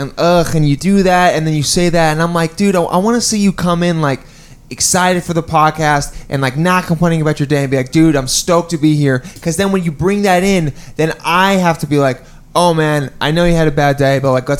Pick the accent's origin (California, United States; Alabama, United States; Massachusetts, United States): California, United States; Los Angeles; My hometown in Pacific Palisades, California, might be underwater in 40 years